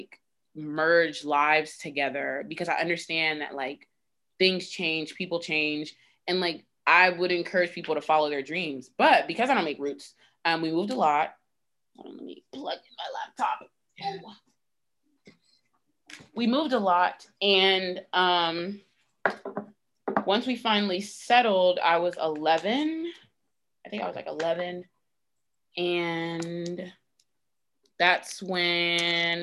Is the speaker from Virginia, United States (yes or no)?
yes; Virginia Beach, Virginia, United States; also born or lived in New York; now in Norfolk, United States; I grew up in Virginia Beach